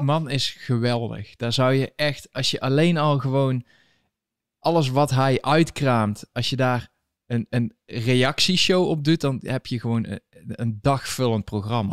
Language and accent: Dutch; Netherlands; moved away as an adult; now in United States; Hoe lang woon je hier al? Ja, zeven jaar